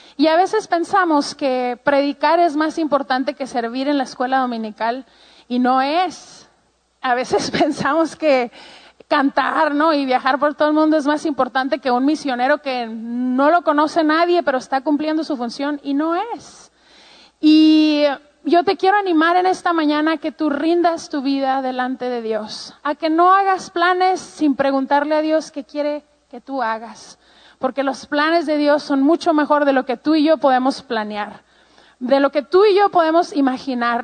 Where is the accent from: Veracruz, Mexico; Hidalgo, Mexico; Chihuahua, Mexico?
Chihuahua, Mexico; Ciudad Juárez; Yo pues soy mexicana, em, tengo treinta y tantos años y eh, crecí toda mi vida en la frontera con Estados Unidos en un lugar que se llama Juárez, Chihuahua.